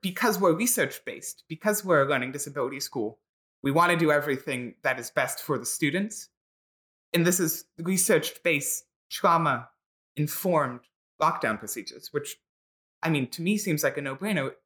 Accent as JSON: {"language": "English", "town": "Philadelphia", "region": "Pennsylvania", "country": "United States", "tie": "born or raised there", "said": "I grew up and live in Philadelphia"}